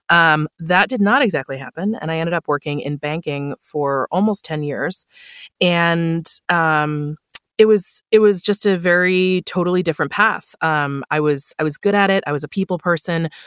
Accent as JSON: {"language": "English", "town": "Buffalo", "region": "New York", "country": "United States", "tie": "born or raised there", "said": "I moved back to my hometown of Buffalo, New York."}